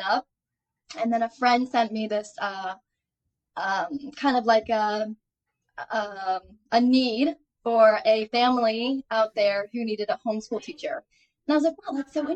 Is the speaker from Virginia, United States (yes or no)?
yes; Fredericksburg, Virginia, United States; moved away as an adult; now in Thailand; I was born and raised in Fredericksburg, Virginia, where we are now